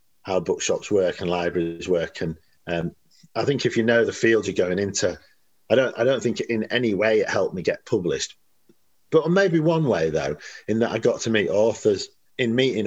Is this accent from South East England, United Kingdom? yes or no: no; Leeds, Yorkshire and the Humber, United Kingdom; I'm from Leeds. I was brought up in Leeds.